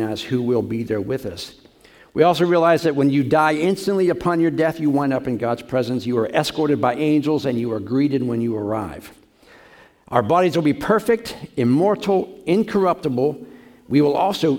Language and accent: English; Pittsburgh, Pennsylvania, United States; I'm from Pittsburgh